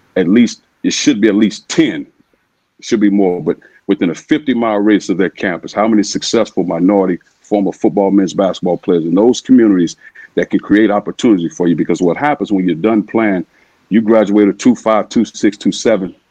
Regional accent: East St. Louis, Illinois, United States; growing up in East St. Louis

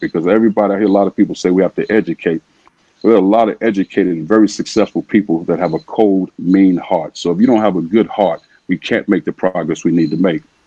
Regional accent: East St. Louis, Illinois, United States; growing up in East St. Louis

